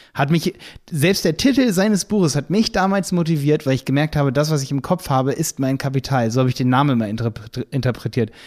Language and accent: German; Hildesheim, Lower Saxony, Germany; ich komme aus Hildesheim bei Hannover